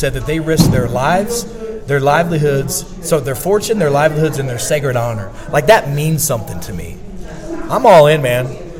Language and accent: English; Missouri, United States; I'm from Missouri.